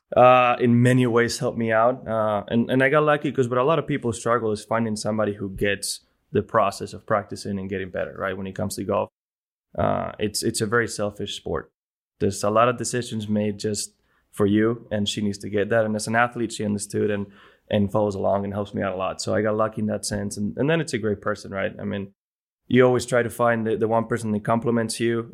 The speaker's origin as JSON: {"language": "English", "town": "Bilbao", "region": "Basque Country", "country": "Spain", "tie": "born or raised there", "first_language": "Spanish", "second_language": "English", "moved": "yes", "said": "my hometown in Spain, in Bilbao, in in a church I grew up going with uh, with my grandma."}